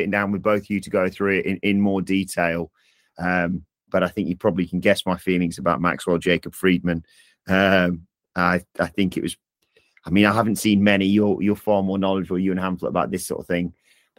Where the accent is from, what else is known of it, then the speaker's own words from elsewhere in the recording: United Kingdom; I'm British